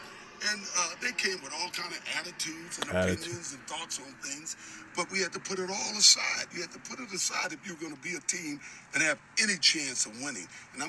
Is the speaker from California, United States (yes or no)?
yes; San Francisco, California, United States; also born or lived in Los Angeles / New York; Not because I was born in San Francisco and raised there, and went to USC, USC, LA, and then ended up in upstate New York.